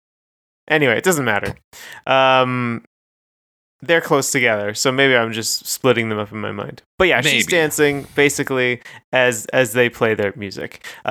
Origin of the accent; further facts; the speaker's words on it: Calgary, Alberta, Canada; I'm from Calgary. Not that we don't have urban decay, but on a different scale.